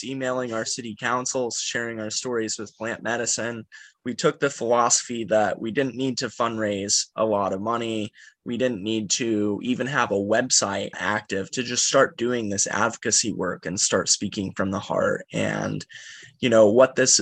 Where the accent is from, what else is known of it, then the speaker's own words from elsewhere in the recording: Kansas, United States; moved away as an adult; also born or lived in New York; I grew up in Kansas in a trailer park that was on the wrong side of the railroad tracks.